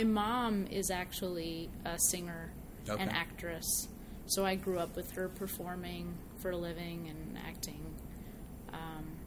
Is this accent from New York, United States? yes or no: yes; Poughkeepsie, New York, United States; moved away as an adult; I grew up in Dutchess County, New York. Went to high school in Poughkeepsie.